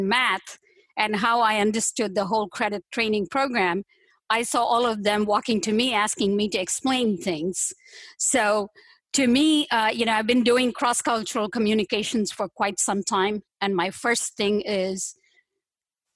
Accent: southern India, India; moved away as an adult; now in United States; I'm from India, southern part of India. And I came here quite a while ago

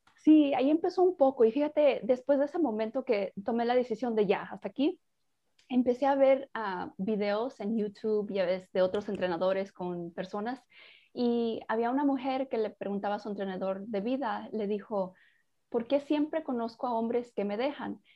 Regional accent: Mexico; yo soy mexicana

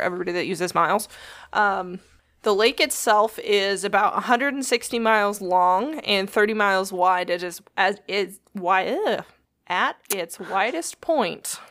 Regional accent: United States; I'm an American

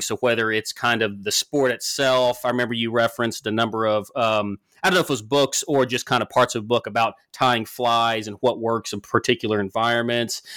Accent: the South, United States; growing up in the South

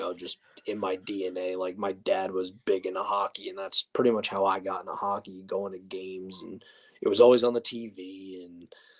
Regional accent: New Jersey, United States; now in North Carolina, United States; So I'm originally from New Jersey.

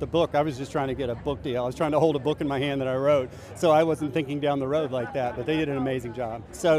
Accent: Tennessee, United States; I'm a guy from Tennessee

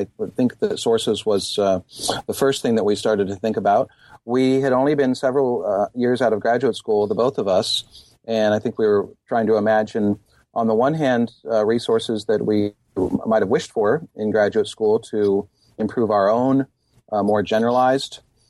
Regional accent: California, United States; I grew up in Marin County, California, and Eastern religions were a part of my life there.

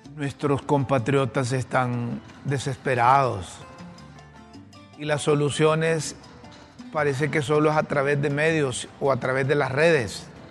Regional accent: Honduras; como hondureño

